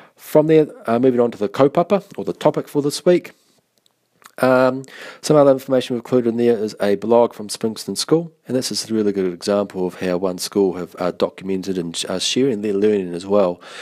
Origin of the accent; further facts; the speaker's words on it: Taranaki, New Zealand; now in Christchurch, New Zealand; I'm from Taranaki. I live now in Christchurch